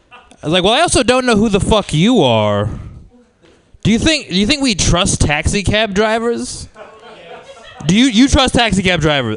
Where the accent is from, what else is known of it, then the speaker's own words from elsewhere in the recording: San Diego, California, United States; Yeah, I'm from San Diego. It's a little bit better than Arizona.